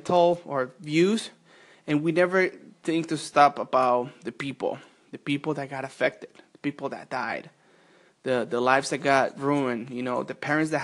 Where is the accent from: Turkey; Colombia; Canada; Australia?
Colombia; now in United States; I was not born in the United States, of course. I was born in Colombia, and I remember when I was about 7 or 8.